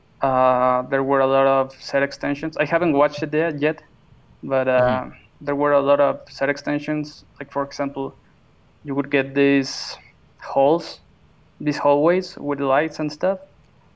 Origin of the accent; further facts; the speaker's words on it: Mexico; I'm from Mexico